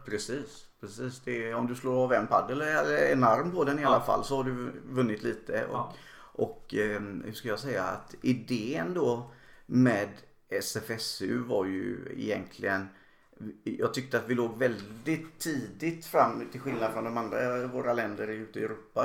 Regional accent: Gothenburg, Västra Götaland, Sweden; en som göteborgare

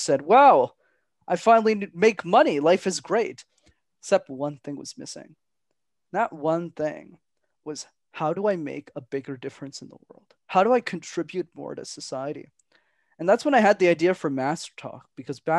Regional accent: Montreal, Quebec, Canada; my parents were factory workers, minimum wage, growing up in Montreal

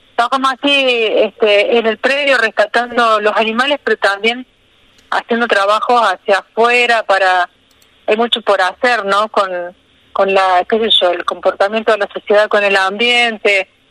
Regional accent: Río Tercero, Córdoba, Argentina; moved away as an adult; now in Villa Rumipal, Argentina; Yo soy de Río Tercero, que es una ciudad al sur de Córdoba.

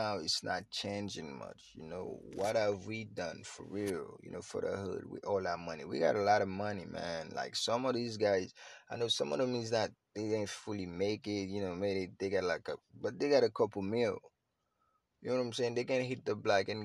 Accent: Haiti; I'm Haitian, I'm from Haiti

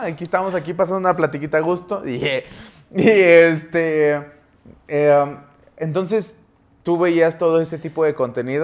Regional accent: Mexico City, Mexico; now in Saltillo, Mexico; yo soy de Saltillo, Coahuila, bueno, soy de la Ciudad de México, pero vivimos allá

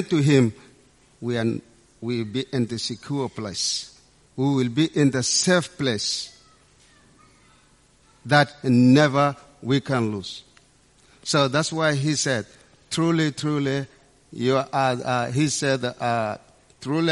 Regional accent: Sudan; moved away; my background as African, I come from Sudan in a small village

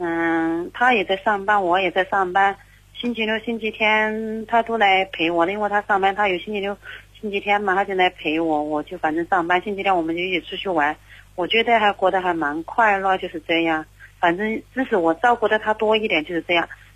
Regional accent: Zhaoqing, Guangdong, China; 我是嗯，广东肇庆的。

